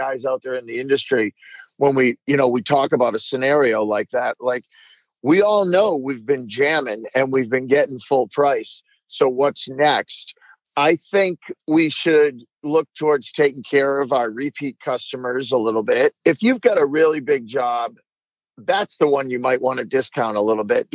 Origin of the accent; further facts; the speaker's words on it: Vermont, United States; also born or lived in Massachusetts; my home state of Vermont